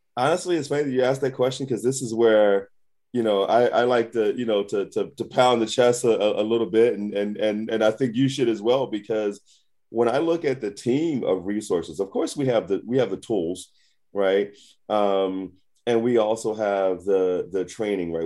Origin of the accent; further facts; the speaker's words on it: Philadelphia, Pennsylvania, United States; I'm, I'm from Philly. I'm, I'm from the hood